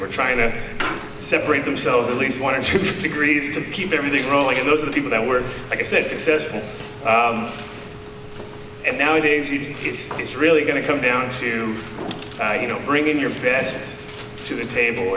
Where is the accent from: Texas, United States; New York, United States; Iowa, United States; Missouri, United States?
New York, United States; moved away; also born or lived in California; I'm from New York originally